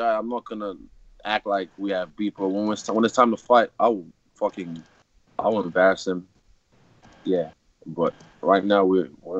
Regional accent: Lagos, Nigeria; I'm from Lagos City, Nigeria

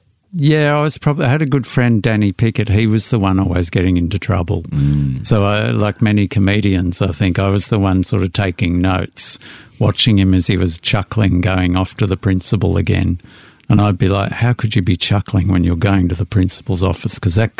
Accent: Melbourne, Victoria, Australia; I was in the inner city in Pascoe Vale for the first 8 or 9 years, and then we moved out to the eastern suburbs, which was all rapidly converted in orchards into new housing estates.

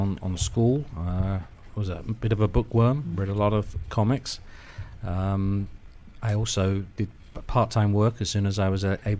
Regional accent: London, United Kingdom; moved away as an adult; now in United States; Originally from London, United Kingdom.

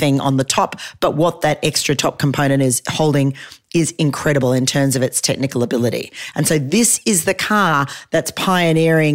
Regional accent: Australia; I'm an Australian

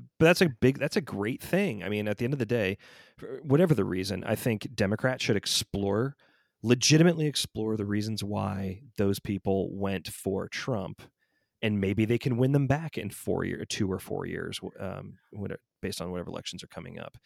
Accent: Georgia, United States; moved away; I still claim Georgia is my home state

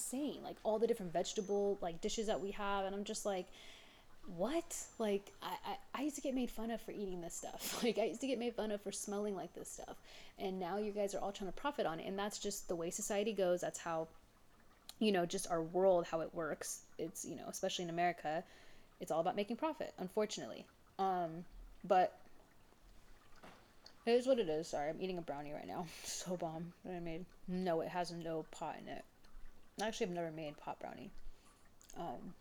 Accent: Los Angeles, California, United States; as a brown woman growing up, especially

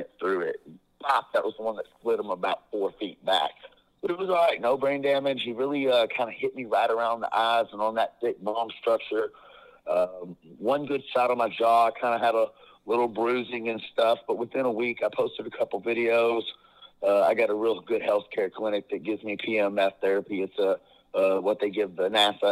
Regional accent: Georgia, United States; I'm from Georgia.

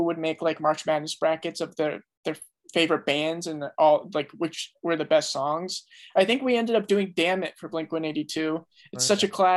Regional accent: New Jersey, United States; I'm currently still in New Jersey.

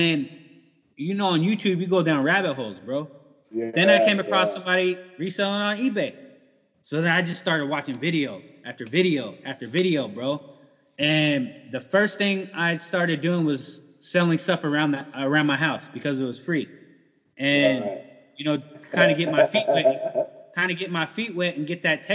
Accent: San Diego, California, United States; moved away as an adult; now in Iowa, United States; born and raised in San Diego

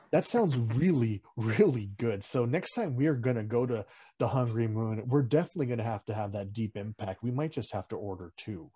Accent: Philippines; we're Filipino at heart mm-hmm. and, also in blood and nationality

